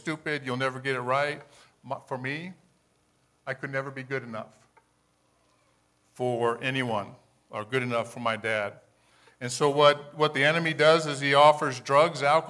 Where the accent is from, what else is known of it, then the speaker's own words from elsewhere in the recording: Hawaii, United States; moved away as an adult; now in Colorado, United States; I grew up in Hawaii, and I came to Colorado